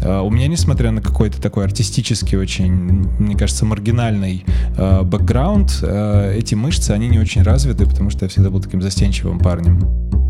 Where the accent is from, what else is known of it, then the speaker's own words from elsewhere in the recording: Saint Petersburg, Russia; moved away as an adult; now in Tbilisi, Georgia; я сам из, из Петербурга и прожил там большую часть жизни